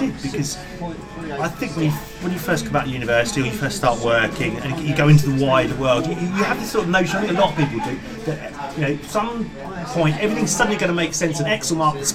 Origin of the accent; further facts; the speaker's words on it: England, United Kingdom; accent: English; also born or lived in New Zealand; Though I was brought up fundamentally in the UK and I sound English, in lots of ways I am English, and I was educated in the English way